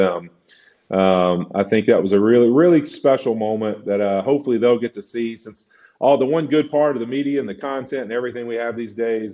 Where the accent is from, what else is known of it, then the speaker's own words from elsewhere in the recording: Louisiana, United States; moved away as an adult; born and raised in Louisiana